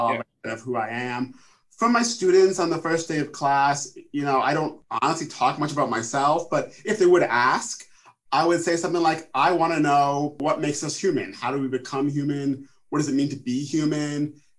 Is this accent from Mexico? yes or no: no; New York, United States; Westchester County, outside of New York City.